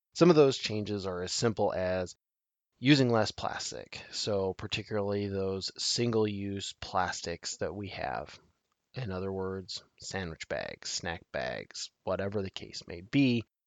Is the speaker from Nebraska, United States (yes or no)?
yes; Nebraska, United States; my home state of Nebraska